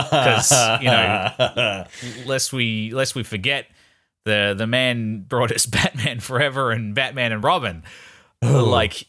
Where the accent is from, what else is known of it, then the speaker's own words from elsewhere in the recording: Australia; I'm an Australian.